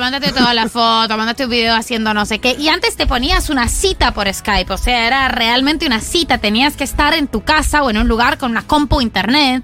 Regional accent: France; also born or lived in Buenos Aires, Argentina; now in Paris, France; Yo soy de Francia

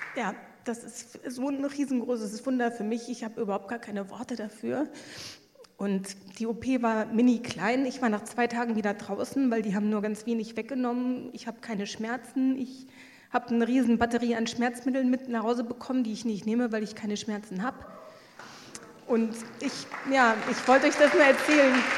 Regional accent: Luxembourg; ich komme aus Luxemburg

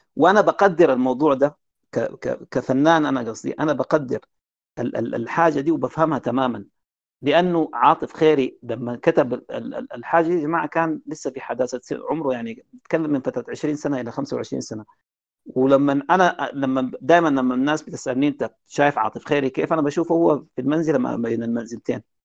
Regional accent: Sudan; عندنا في السودان

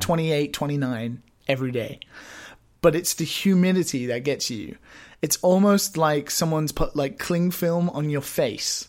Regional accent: United Kingdom; now in Japan

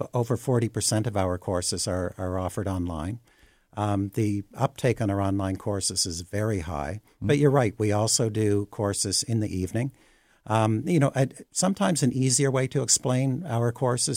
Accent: East Coast, Atlantic Canada, Canada; moved away as an adult; also born or lived in Vancouver, Canada / Trinidad; I am from the East Coast

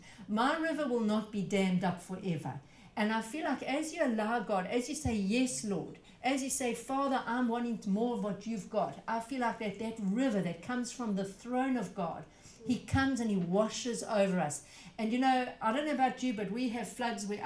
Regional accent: South Africa; I come from South Africa

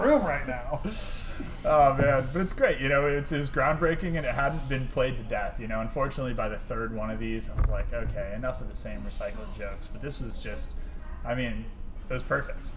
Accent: Michigan, United States; moved away; I'm originally from Michigan

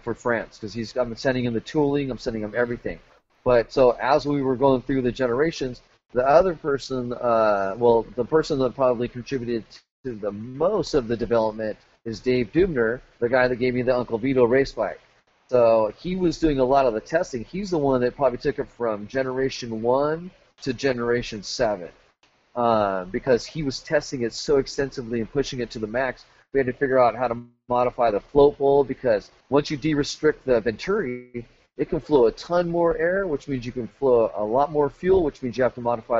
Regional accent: Los Angeles, California, United States; moved away; I'm originally from Southern California, and originally from San Fernando Valley

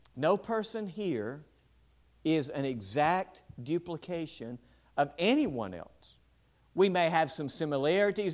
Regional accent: West Point, United States; West Point, my hometown

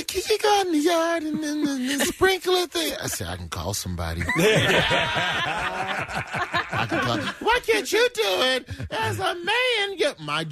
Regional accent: Alabama, United States; moved away; I grew up in Alabama

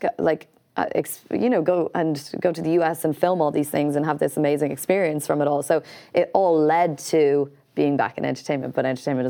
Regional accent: Canada; And I know only because I think I grew up in Canada.

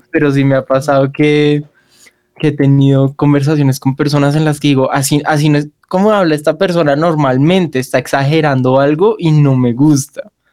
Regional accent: Bogotá, Colombia; accent: rolo; yo soy 100% rolo y se nota en mi forma de hablar

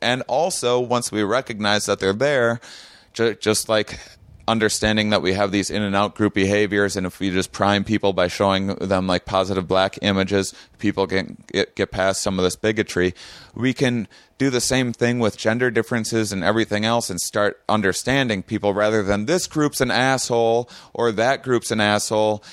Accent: La Crosse, Wisconsin, United States; I had an upbringing in my, my small Wisconsin town

